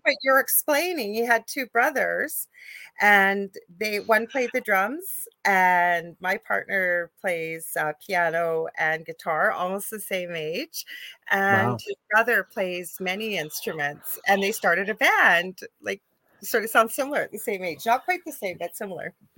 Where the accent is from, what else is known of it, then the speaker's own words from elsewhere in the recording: Canada; I am a Canadian spiritual psychic medium